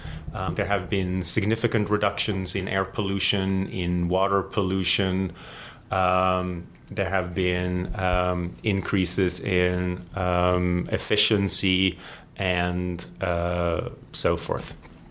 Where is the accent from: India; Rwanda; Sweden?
Sweden; moved away as an adult; also born or lived in United Kingdom; now in United States; I'm originally from Sweden. I was born and raised there, and I did all of my schooling and formal education in Sweden and in the UK. So I lived there for the first 30 years of my life.